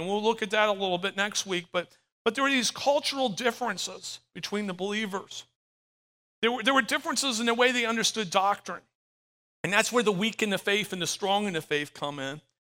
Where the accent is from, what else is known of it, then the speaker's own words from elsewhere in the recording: Florida, United States; I'm from Florida, 10 minutes from the beach